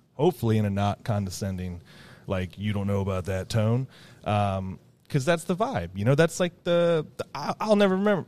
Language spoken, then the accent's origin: English; Ohio, United States; moved away; also born or lived in Loveland; I'm from Ohio, and here I am in Oregon